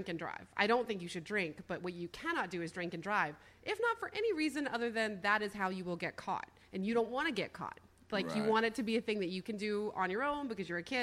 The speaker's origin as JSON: {"language": "English", "town": "Winston-Salem", "region": "North Carolina", "country": "United States", "tie": "born or raised there", "moved": "yes", "said": "it's my hometown"}